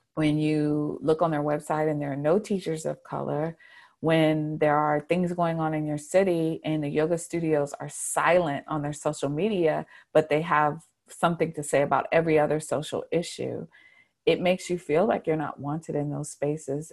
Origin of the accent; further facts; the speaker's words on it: Charlotte, North Carolina, United States; I was born and raised in Charlotte, um, and I've lived here for most of my life, even though I did leave for a time.